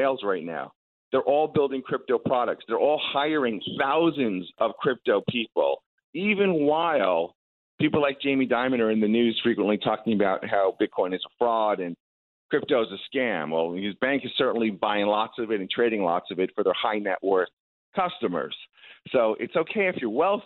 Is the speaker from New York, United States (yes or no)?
yes; Long Island, New York, United States; moved away as an adult; also born or lived in Silicon Valley; I grew up on Long Island